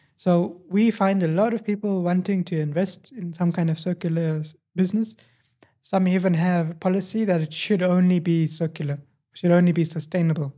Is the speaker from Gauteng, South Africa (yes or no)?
yes; Johannesburg, Gauteng, South Africa; also born or lived in Cape Town; I moved to Johannesburg, and then I grew up in Johannesburg